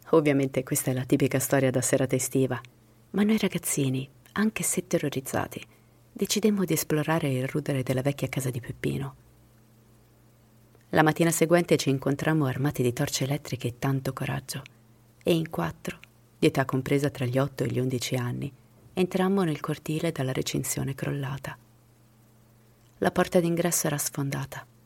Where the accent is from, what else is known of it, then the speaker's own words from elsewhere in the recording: Rome, Lazio, Italy; born there; Ciao a tutti … sono nato a Roma nel 1979.